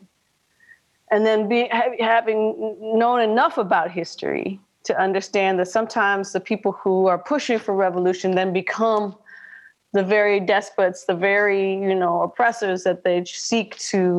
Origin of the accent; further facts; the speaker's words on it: Minnesota, United States; born and raised in Minnesota